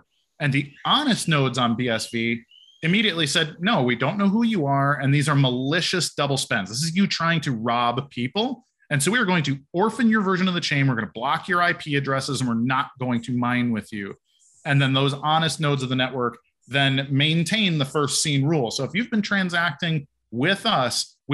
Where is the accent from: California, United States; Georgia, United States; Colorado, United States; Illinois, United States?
Illinois, United States; Chicago; I'm from Chicago.